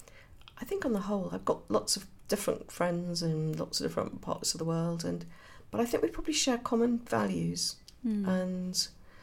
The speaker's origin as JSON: {"language": "English", "town": "Birmingham", "region": "West Midlands", "country": "United Kingdom", "said": "Yeah, I'm a Brummie."}